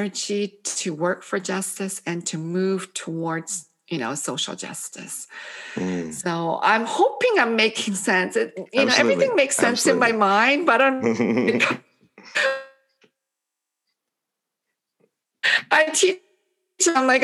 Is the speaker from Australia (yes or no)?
no; Canada; English is a second language; also born or lived in Korea; now in United States; I arrived in Canada at the age of 5. I couldn't speak English